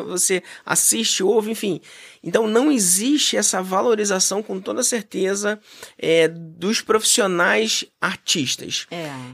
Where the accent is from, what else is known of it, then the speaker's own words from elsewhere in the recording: Brazil; nós, enquanto brasileiros